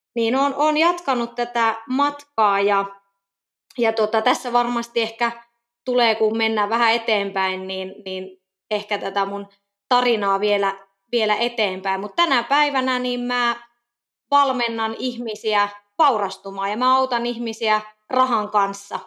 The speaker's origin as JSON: {"language": "Finnish", "town": "Kokkola", "region": "Central Ostrobothnia", "country": "Finland", "also_born_or_lived": "Helsinki", "moved": "yes", "lives_now": "Nokia, Finland", "said": "Mä oon muuten Kokkolasta kotoisin"}